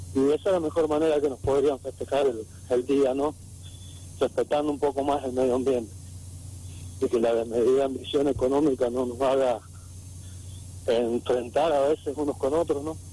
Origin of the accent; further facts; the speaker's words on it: Argentina; Nosotros somos argentinos nativos por obligación, no por opción, porque si nos hubiesen dejado ser, seríamos mapuches